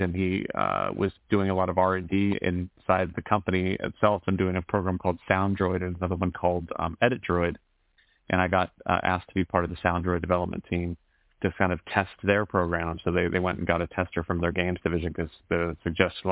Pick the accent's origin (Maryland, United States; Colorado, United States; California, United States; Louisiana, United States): California, United States; San Francisco Bay Area; I grew up in the Bay Area, in San Francisco Bay Area